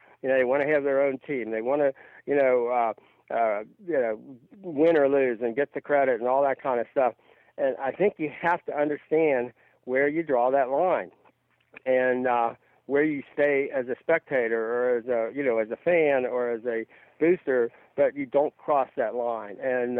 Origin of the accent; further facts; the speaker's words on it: Kentucky, United States; I grew up in the Midwest, but in Kentucky